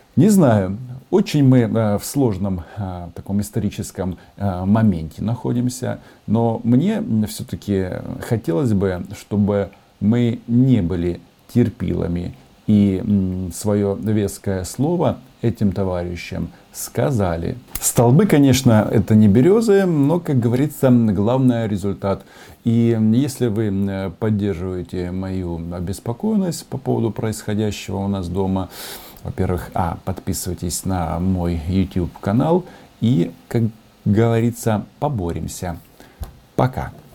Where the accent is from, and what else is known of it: Ukraine